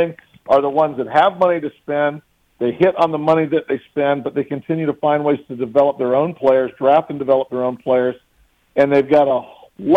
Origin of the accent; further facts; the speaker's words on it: Michigan, United States; I grew up in Michigan